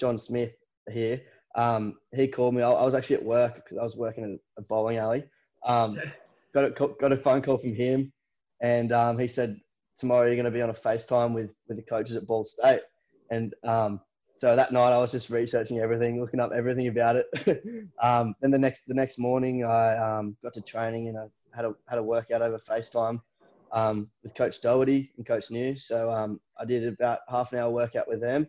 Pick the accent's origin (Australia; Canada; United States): Australia; Newcastle, New South Wales; I'm from Newcastle, which is about 2 hours north of those guys